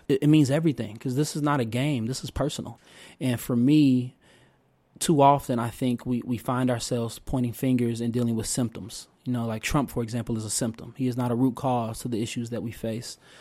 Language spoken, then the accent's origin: English; Oak Park, Illinois, United States; also born or lived in Chicago, Illinois; I was born in Morgan Park, south side of Chicago, uh, and at the age of five, you know, my parents, uh, scraped together enough money, uh, you know, in their, in their efforts, so, like so many families, to, uh, you know, find better and greater opportunity and safety for their child. Uh, and we moved to Oak Park, Illinois